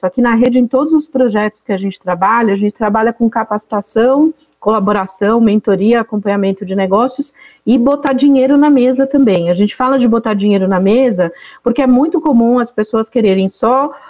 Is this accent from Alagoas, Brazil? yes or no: yes; sertão of Alagoas, Brazil; Sou nordestina, nasci no sertão de Alagoas